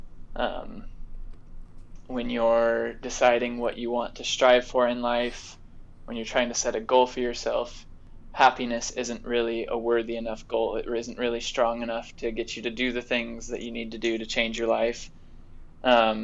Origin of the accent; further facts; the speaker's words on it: Las Vegas, Nevada, United States; moved away as an adult; now in Provo, United States; We both hail from Las Vegas